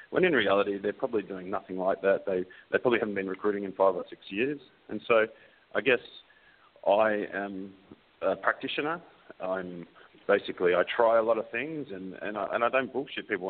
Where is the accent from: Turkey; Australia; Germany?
Australia; now in New Zealand; Um, so I'm an Australian living in New Zealand. If you can't really understand my accent, it's because it's pretty screwed.